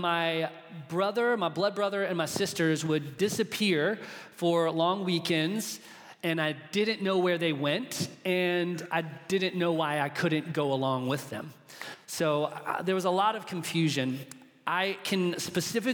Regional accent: Charlotte, North Carolina, United States; I was born in Charlotte, North Carolina, into a family

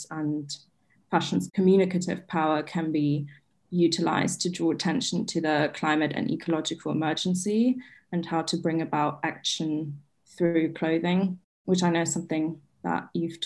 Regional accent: Berlin, Germany; I'm from Berlin in Germany

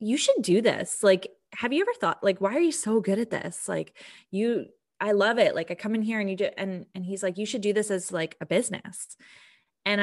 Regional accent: Vancouver, British Columbia, Canada; now in Calgary, Canada; So I came from Vancouver, and I actually, I moved to Calgary in 2009.

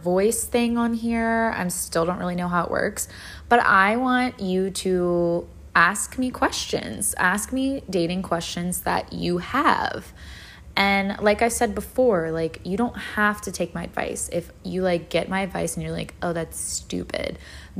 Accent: Virginia, United States; now in Florida, United States; I live in Florida now, but I grew up in Virginia.

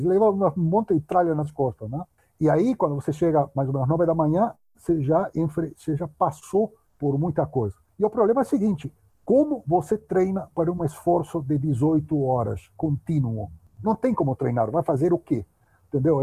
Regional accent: Uruguay; accent: Spanish; Portuguese is a second language; moved away as an adult; now in São Paulo, Brazil; eu morava no Uruguai, eu nasci no Uruguai, morava lá em Uruguai naquela época

